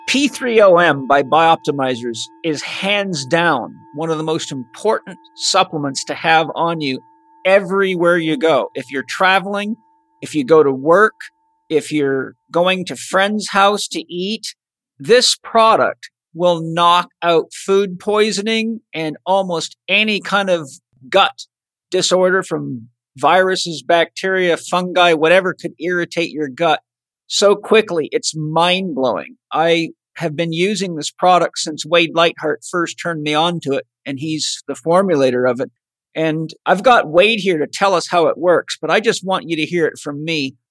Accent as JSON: {"language": "English", "area": "Vancouver Island", "region": "British Columbia", "country": "Canada", "tie": "born or raised there", "said": "I grew up on a farm and I grew up on Vancouver Island in the wild."}